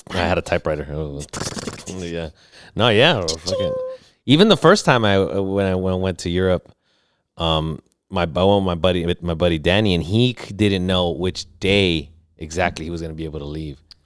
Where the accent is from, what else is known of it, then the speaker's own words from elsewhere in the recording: Los Angeles, California, United States; moved away; also born or lived in National City, California / Studio City, California; I was born in South Central